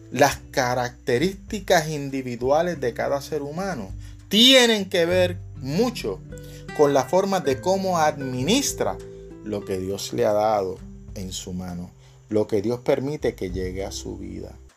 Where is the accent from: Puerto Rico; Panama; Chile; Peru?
Puerto Rico; acá en mi país, acá en Puerto Rico